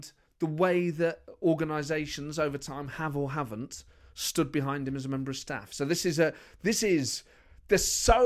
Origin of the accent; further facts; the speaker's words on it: Nottingham, East Midlands, United Kingdom; The East Midlands. I'm from Nottingham.